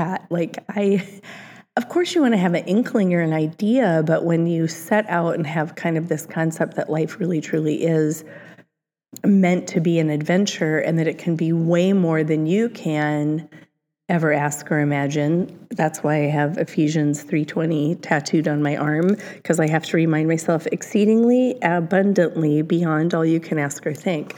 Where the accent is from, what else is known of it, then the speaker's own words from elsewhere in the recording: Cedar Rapids, Iowa, United States; moved away; the Cedar Rapids Gazette, which is my hometown